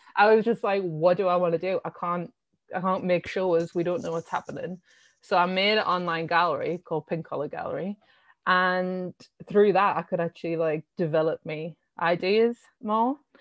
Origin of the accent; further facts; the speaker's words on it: Sunderland, North East England, United Kingdom; also born or lived in Shiney Row / Roker; I come from Sunderland, born and raised, and I came, I used to live in a tiny, tiny little village, uh, called Shiny Row